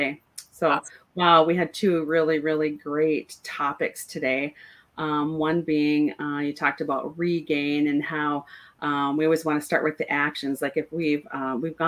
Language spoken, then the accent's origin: English; North Dakota, United States; moved away; I grew up in North Dakota